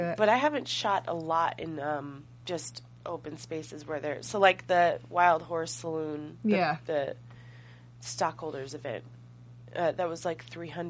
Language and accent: English; Southern Indiana, United States; moved away as an adult; I'm from Southern Indiana